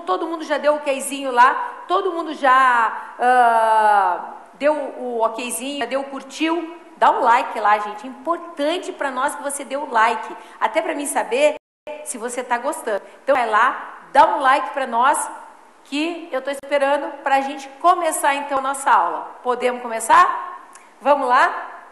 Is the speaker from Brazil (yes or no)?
yes; Porto Alegre, Rio Grande do Sul, Brazil; also born or lived in Taquaritinga, São Paulo; moro em Porto Alegre há mais de 50 anos já, né? Meus pais se mudaram quando eu era pequena